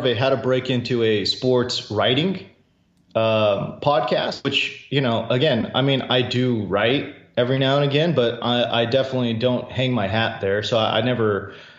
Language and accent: English; Houston, Texas, United States; also born or lived in South Korea; I grew up kind of in the Houston area